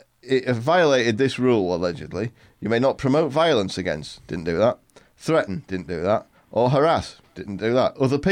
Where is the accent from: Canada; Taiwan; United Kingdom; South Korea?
United Kingdom; England; because I'm English